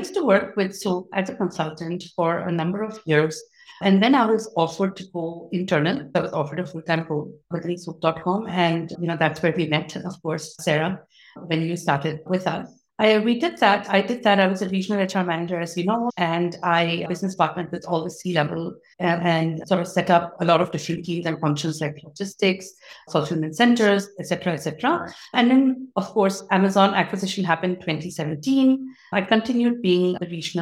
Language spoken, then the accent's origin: English; Dubai, United Arab Emirates; I was born and raised in Dubai